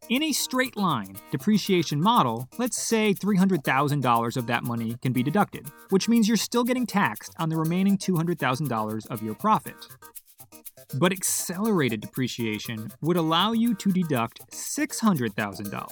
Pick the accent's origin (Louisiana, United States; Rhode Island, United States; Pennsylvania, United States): Rhode Island, United States; Providence; my hometown of Providence, Rhode Island